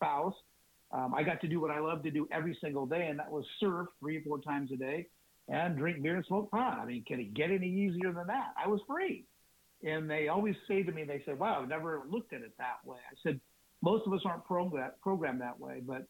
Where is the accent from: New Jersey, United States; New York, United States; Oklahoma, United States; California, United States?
California, United States; Huntington Beach; I grew up in California, Orange County, Huntington Beach, surfer, beach bum